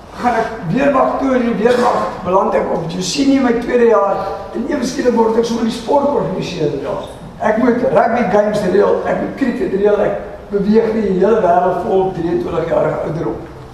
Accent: Krugersdorp, Gauteng, South Africa; moved away; ek is van Johannesburg, eh, van Kreeusdorp af

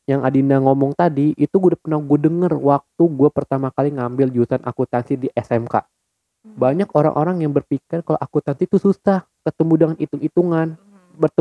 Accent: Jakarta, Indonesia; born there; gua lahir di Jakarta 16 November 1999

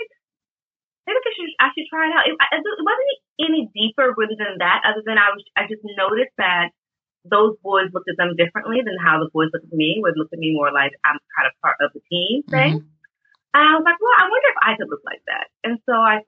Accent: Alexandria, Virginia, United States; moved away as an adult; now in Paris, France; I grew up in Alexandria, Virginia, which is right outside of DC

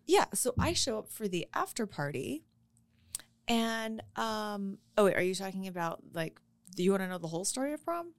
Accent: Colorado, United States; I was born and raised in Colorado, and I've never known anything else

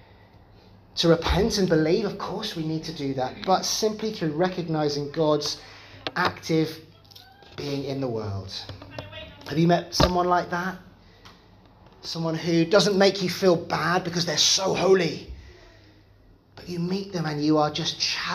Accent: United Kingdom; I'm British

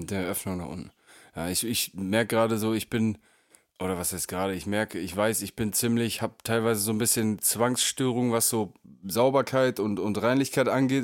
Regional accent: Northern Germany, Germany; habe mich eine ganze Zeit lang einfach als Nordlicht

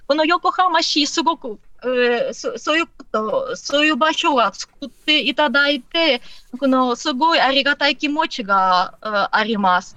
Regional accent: Odesa, Odesa Oblast, Ukraine; Japanese is a second language; moved away as an adult; now in Japan; これ私のふるさと

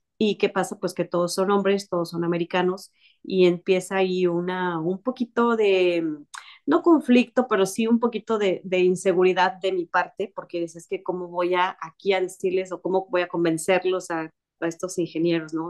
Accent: Mexico; yo soy mexicana

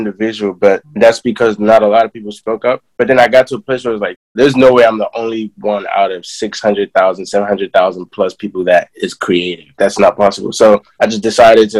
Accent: Nigeria; now in United States; I was born in Nigeria

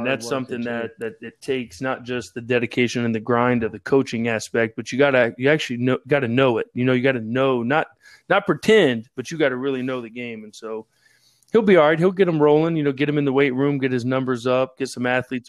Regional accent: West Virginia, United States; we're from West Virginia.

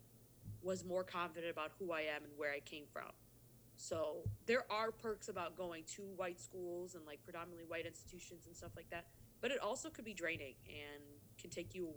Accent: Edina, Minnesota, United States; growing up in Edina, I got – the white perspective

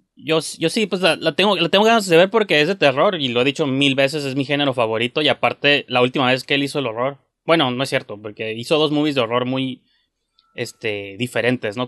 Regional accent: Mexico; como un mexicano

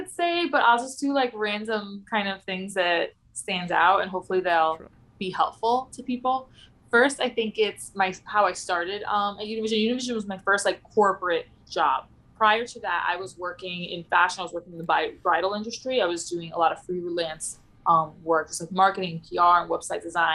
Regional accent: New York City, New York, United States; also born or lived in Pittsburgh; I'm from the Bronx. I'm like, well, I live in the Upper West Side now

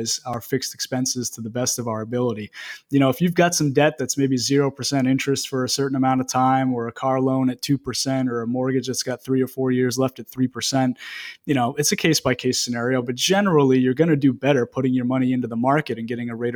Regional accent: Greene, Maine, United States; also born or lived in Bangor, Maine / South Portland, Maine; I was born and raised in a small town, Green, right outside of Lewiston.

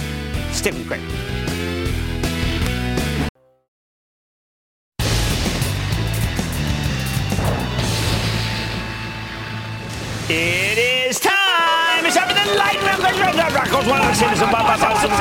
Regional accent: New Jersey, United States; my home state of New Jersey

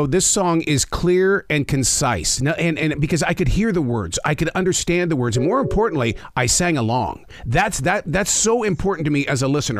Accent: North Carolina, United States; We're from North Carolina.

